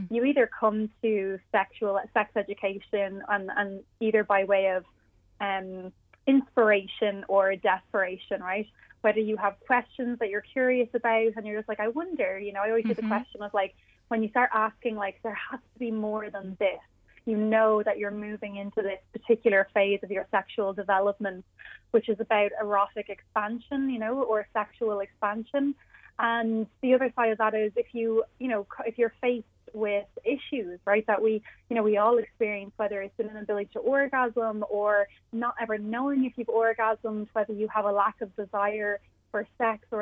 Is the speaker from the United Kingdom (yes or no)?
no; Ireland; we're from Ireland